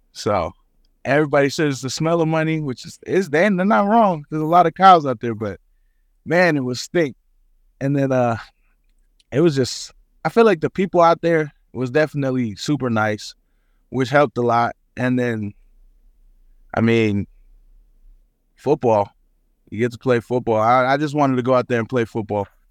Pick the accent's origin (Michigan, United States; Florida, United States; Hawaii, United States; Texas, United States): Hawaii, United States; moved away as an adult; also born or lived in Garden City, Kansas; now in Manhattan, Kansas, United States; I'm, I'm Samoan. I'm, I'm from Hawaii